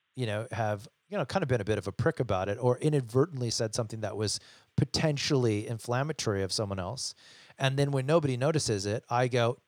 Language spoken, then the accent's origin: English; United States; I'm American